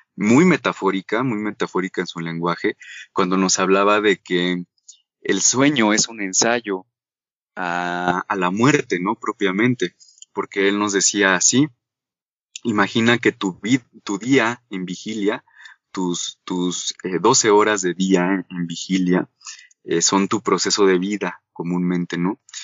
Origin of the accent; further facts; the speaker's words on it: Mexico; como sociedad mexicana